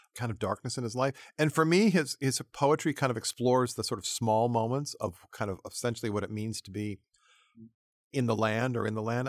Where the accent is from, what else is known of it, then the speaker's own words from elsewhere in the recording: New England, United States; I grew up in New England